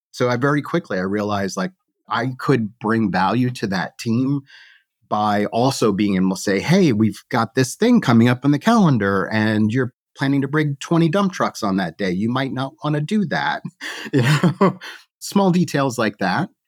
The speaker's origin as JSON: {"language": "English", "area": "the Northeast near Boston", "region": "Massachusetts", "country": "United States", "tie": "born or raised there", "said": "I grew up in the Northeast near Boston"}